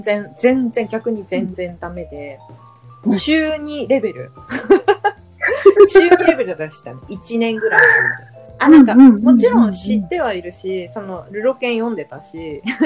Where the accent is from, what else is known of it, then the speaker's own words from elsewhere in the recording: Hokkaido, Japan; now in Tokyo, Japan; 出身は北海道です